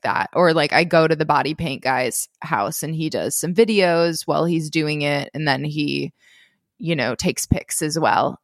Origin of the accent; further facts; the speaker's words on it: Minnesota, United States; I grew up in Minnesota.